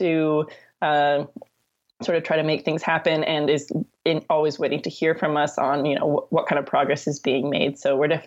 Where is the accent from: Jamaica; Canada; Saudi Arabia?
Canada